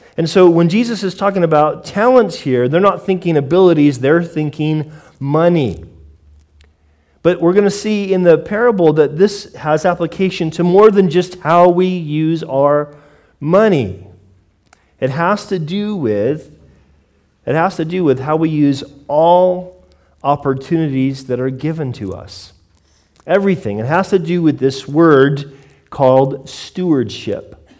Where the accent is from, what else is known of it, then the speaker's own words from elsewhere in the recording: United States; I grew up in America